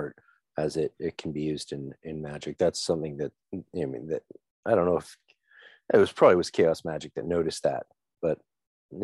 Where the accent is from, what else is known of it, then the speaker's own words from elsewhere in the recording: Canada; As a Canadian